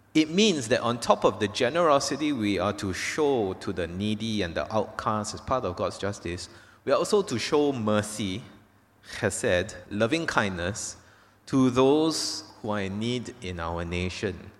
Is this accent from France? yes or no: no; Malaysia; first language English; I was born here. I grew up here in Kerala, not, not in Penang.